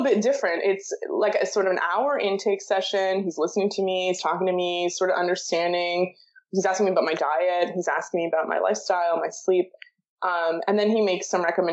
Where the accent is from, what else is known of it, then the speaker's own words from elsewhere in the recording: Toronto, Ontario, Canada; I was born and raised in Toronto, moved a little bit, but not too much